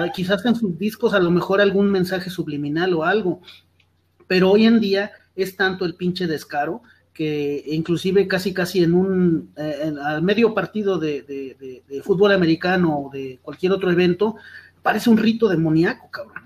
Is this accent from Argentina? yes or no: no; Mexico; estamos unidos como, como mexicanos